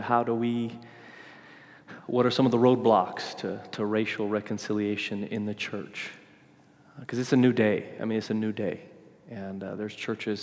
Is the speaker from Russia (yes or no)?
no; Argentina; moved away; I was born in Argentina, but I'm definitely somewhat Caucasian